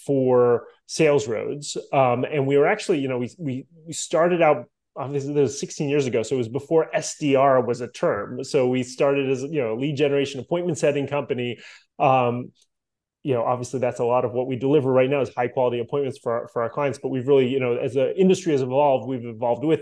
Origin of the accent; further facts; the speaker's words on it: Boston, Massachusetts, United States; moved away as an adult; now in Miami, United States; I grew up in Boston